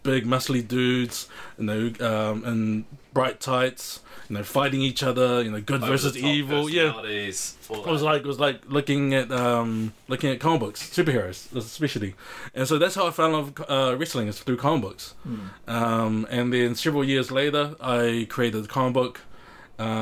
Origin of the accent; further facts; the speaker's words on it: Auckland, New Zealand; born and raised in South Auckland